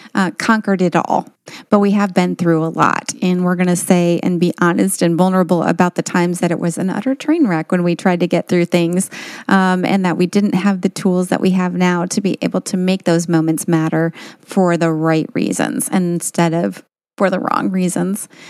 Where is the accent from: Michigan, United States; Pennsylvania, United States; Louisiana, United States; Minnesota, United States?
Michigan, United States; also born or lived in Tennessee; originally we're from Michigan, and now we live part-time in Michigan and part-time in Tennessee